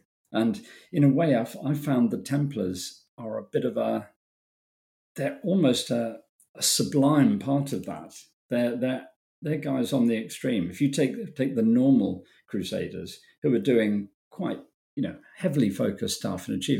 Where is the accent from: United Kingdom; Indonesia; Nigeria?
United Kingdom; I'm British